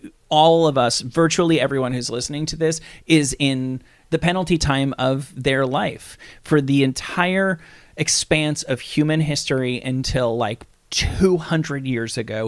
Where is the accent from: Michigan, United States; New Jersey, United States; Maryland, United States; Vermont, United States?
New Jersey, United States; Hackensack; I was born in Claremont Hospital in Hackensack, New Jersey.